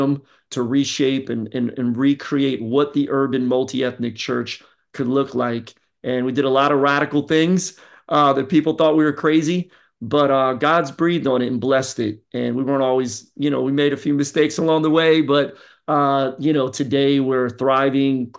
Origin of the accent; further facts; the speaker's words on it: Philadelphia, Pennsylvania, United States; now in Florida, United States; I'm originally from Philly. And so I got that East Coast flavor.